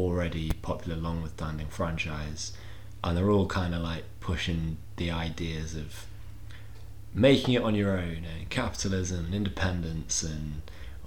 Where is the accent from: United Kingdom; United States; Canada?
United Kingdom; England; We're English